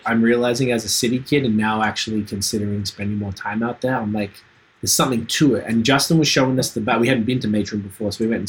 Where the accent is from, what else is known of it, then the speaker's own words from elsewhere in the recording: Australia; moved away as an adult; now in Canada; I'm from Australia and I remember I've been here 11 years